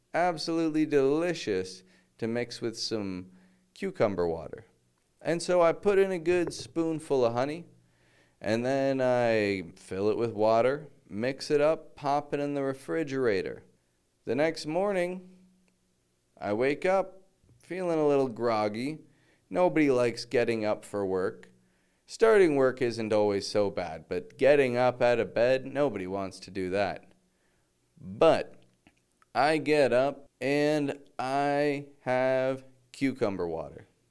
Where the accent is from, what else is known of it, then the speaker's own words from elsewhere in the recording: Toronto, Ontario, Canada; moved away as an adult; now in Mexico; I'm from Toronto, from Canada.